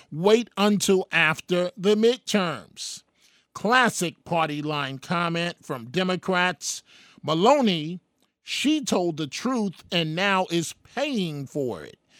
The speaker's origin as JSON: {"language": "English", "town": "New York City", "region": "New York", "country": "United States", "tie": "born or raised there", "said": "growing up in New York City"}